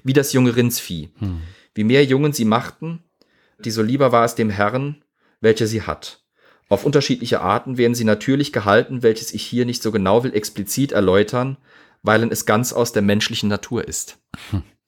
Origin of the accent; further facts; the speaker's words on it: Zweibrücken, Rhineland-Palatinate, Germany; meine Heimatstadt hat immer noch eine Städtepartnerschaft mit Yorktown